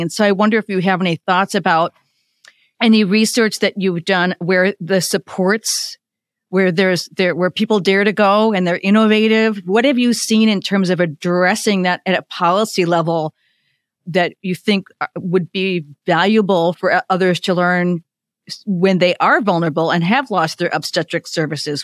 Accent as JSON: {"language": "English", "region": "Illinois", "country": "United States", "said": "I'm from Illinois, and I have two children"}